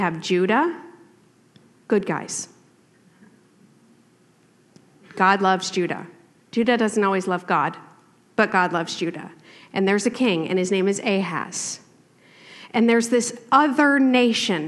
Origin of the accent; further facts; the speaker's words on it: East Coast, United States; also born or lived in Washington; now in Portland, United States; I grew up in the East Coast